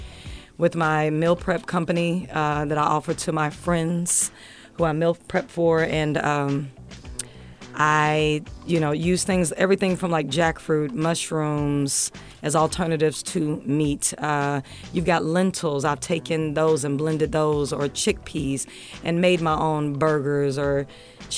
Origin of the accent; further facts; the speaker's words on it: Evansville, Indiana, United States; moved away; also born or lived in Louisville, Kentucky; I'm coming from Louisville, Kentucky, and I was born in Evansville, Indiana